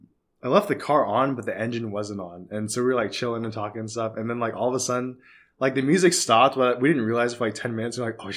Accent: Edmond, Oklahoma, United States; I'm from Edmond.

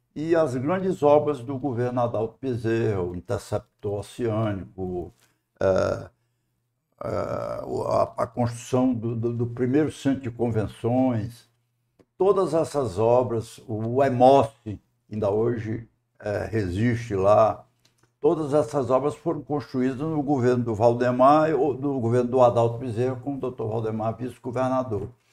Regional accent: Fortaleza, Ceará, Brazil; also born or lived in Tauá, Ceará; aos cinco anos de idade eu vim para Fortaleza

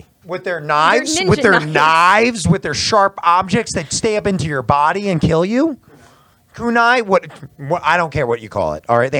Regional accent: Brick Township, New Jersey, United States; I grew up in Bricktown

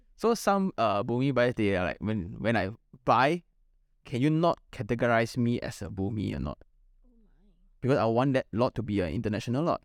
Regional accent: Malaysia; as a Malaysian

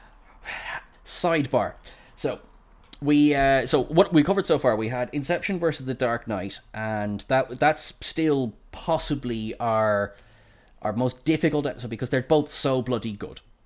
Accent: Ireland; I'm Irish

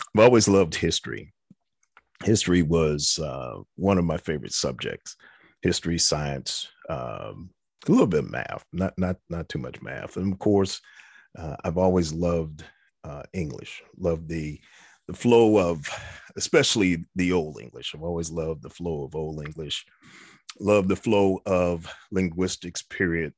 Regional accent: New York, United States; moved away as an adult; now in South Carolina, United States; I'm a kid from New York

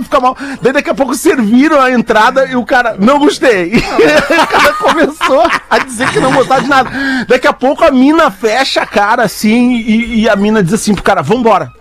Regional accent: Brazil; nós somos do Brasil

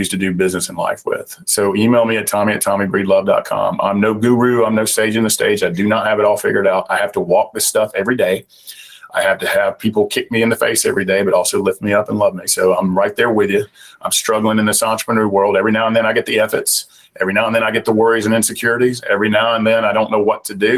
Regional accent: Southern United States, United States; accent: Southern; my Southern accent

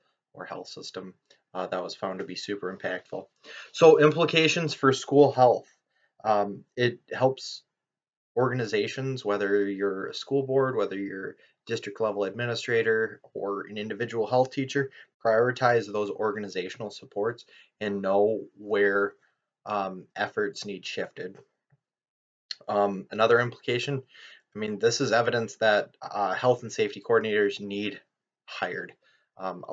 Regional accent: Lee Township, Michigan, United States; my hometown, Lee Township, Michigan, population 4,270

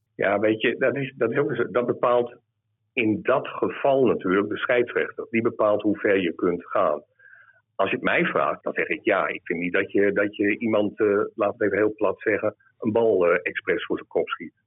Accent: Groningen, Netherlands; ik kom hier uit Noorden, uit, uit Groningen

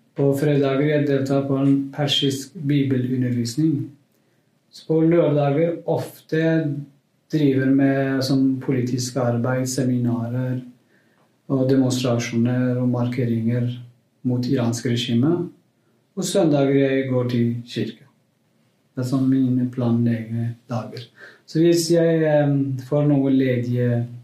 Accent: Kurdistan, Iran; Norwegian is a second language; moved away as an adult; now in Norway; Jeg er kurder fra Iran

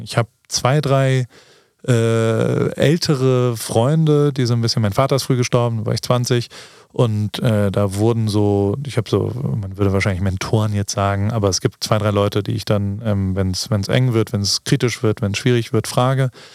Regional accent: Germany; now in United States; so wie wir sind, in Deutschland aufgewachsen

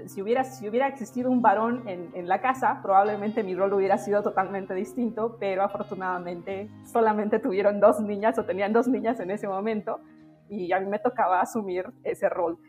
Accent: a village in Oaxaca, Mexico; moved away as an adult; also born or lived in Mexico City; los años en los que regresamos a vivir a la ciudad de Oaxaca, no a la ciudad de Oaxaca, a mi pueblo, después de que mis papás terminaron la universidad en la Ciudad de México, yo paso mucho tiempo con mi abuela

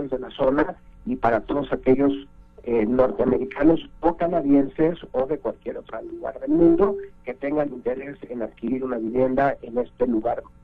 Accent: Mexico; tenemos que hacer una chamba importante como banco, como sociedad, como mexicanos, como política pública

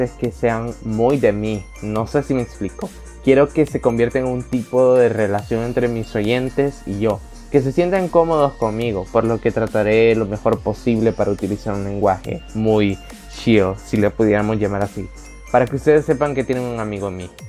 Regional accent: El Salvador; El Salvador, el cual para los que no me conocen es mi país natal

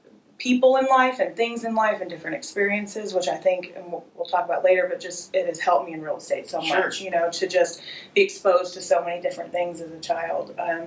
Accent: Santa Rosa, California, United States; born there; also born or lived in Florida; So, I was born in Santa Rosa, California. Okay. I spent most of my life in California, in Florida. We moved many, many, many times as a child.

